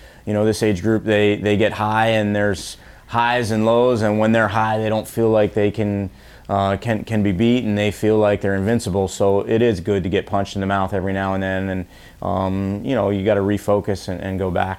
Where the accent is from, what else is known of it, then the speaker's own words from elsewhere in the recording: New York, United States; also born or lived in Mid-Atlantic / New England / Missouri; I'm actually from New York and spent most of my time in the Mid-Atlantic and New England, and then went out to Missouri just for school, had a great experience, but ended up back home